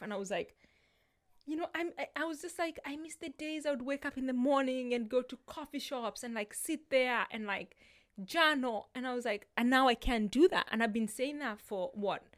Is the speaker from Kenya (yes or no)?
yes; Kenya; moved away; I grew up in Kenya